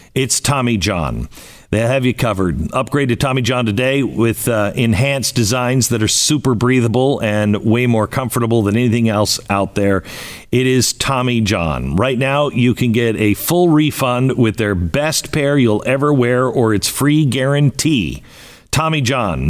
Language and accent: English; Pacific Northwest, United States; I grew up in the Pacific Northwest